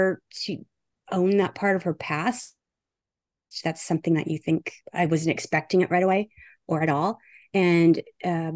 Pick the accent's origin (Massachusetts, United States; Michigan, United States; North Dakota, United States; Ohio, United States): North Dakota, United States; I pronounce bag like I'm from North Dakota, because I am.